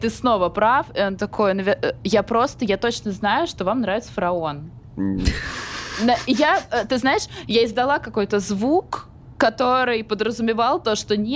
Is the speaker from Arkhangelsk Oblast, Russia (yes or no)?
no; Samara, Samara Oblast, Russia; Да, я из Самары.